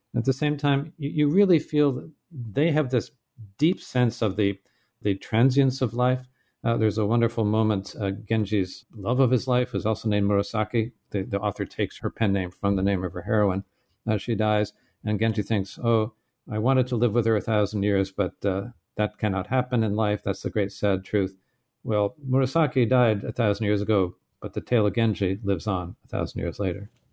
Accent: Maine, United States; moved away; I was this little kid growing up in Maine

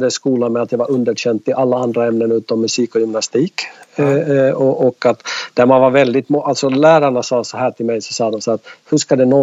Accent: Finland; now in Jönköping, Sweden; Absolut, det går inte att dölja eh, på en podd i alla fall.

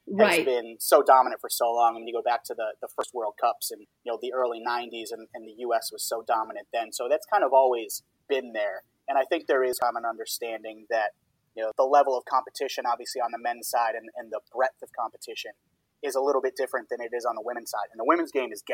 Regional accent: Boston, Massachusetts, United States; my hometown in Boston

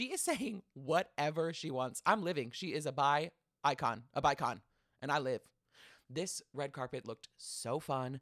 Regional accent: Minnesota, United States; I'm being a Minnesota girly

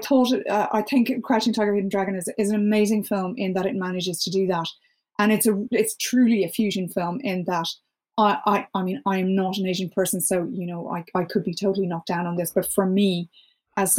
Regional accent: Ireland; as an Irish person

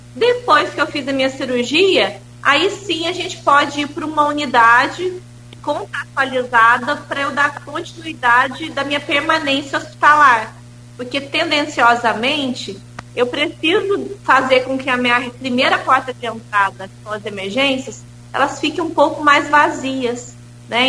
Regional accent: Paraná, Brazil; now in Campos dos Goytacazes, Brazil; Eu que não sou campista, eu sou do Paraná, mas moro em Campos há quase 20 anos já

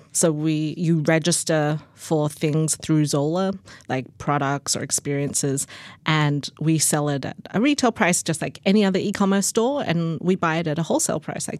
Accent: Australia; now in United States; I moved from Australia to the US in 2004, so it could have changed since then. But the thing that I love about Australia, that was really the culture growing up in Australia

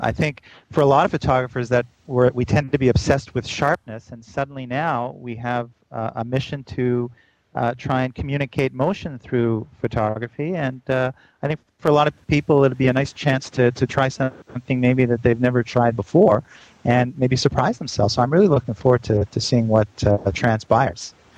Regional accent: Canada; now in New York, United States; Canadian all the way

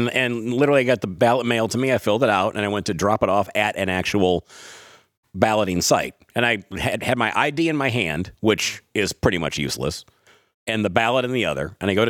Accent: Detroit, Michigan, United States; now in Clark County, Nevada, United States; I grew up in Detroit. I know what you're talking about. I grew up on the east side, over by Harper and Chalmers area.

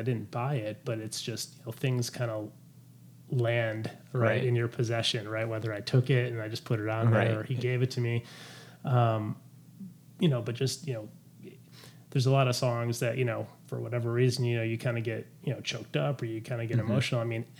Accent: Detroit, Michigan, United States; I grew up in Detroit.

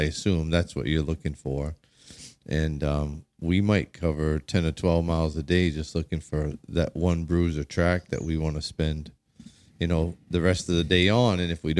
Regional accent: Maine, United States; So anyway, so I came from Southern Maine

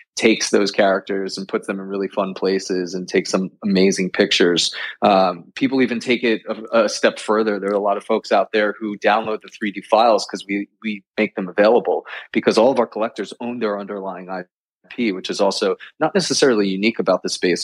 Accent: New York, United States; born and raised in New York

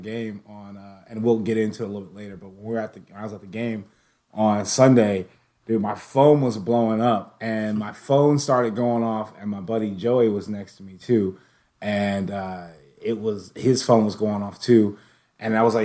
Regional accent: Jacksonville, Florida, United States; I'm from Jacksonville

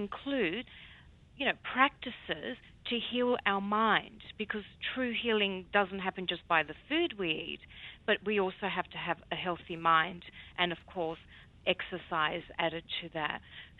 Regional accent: Psara, North Aegean, Greece; a very, very young girl growing up on the Greek island of Psara with my grandmother

